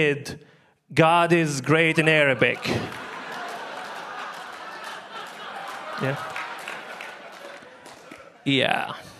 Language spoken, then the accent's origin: English; Libya; moved away; I'm from Libya. Originally, that's where I'm from.